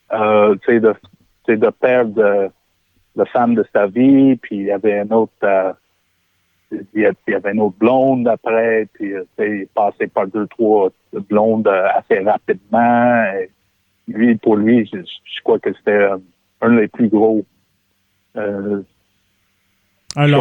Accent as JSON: {"language": "French", "region": "Quebec", "country": "Canada", "said": "Moi, je suis québécois, puis je, sais, puis je suis québécois pour le reste de ma vie."}